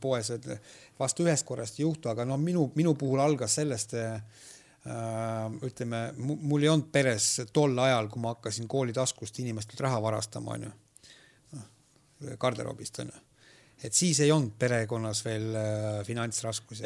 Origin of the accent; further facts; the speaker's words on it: Võhma, Viljandi County, Estonia; kuidas ma seal kasvasin